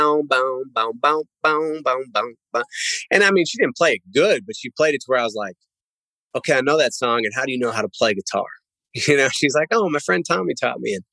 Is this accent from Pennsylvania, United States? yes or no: yes; Pennsylvania, United States; I grew up in Pennsylvania.